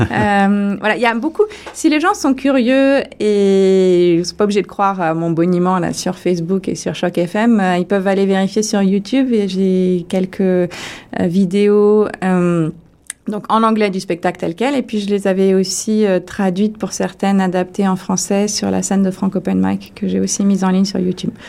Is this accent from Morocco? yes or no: no; France; moved away as an adult; en tant que française